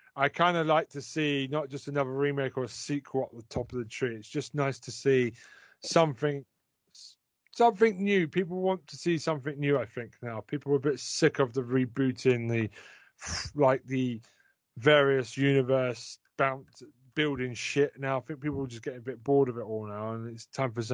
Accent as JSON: {"language": "English", "country": "United Kingdom", "said": "we're British"}